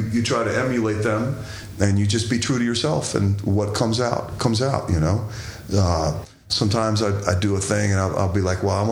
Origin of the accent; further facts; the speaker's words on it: Washington D.C. area, Maryland, United States; I grew up in the Washington D.C. area, so go-go music had an enormous influence on just how I hear stuff.